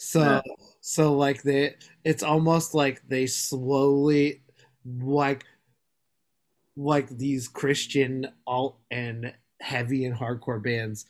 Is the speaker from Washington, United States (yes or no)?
yes; Seattle, Washington, United States; I've lived in Seattle my whole life.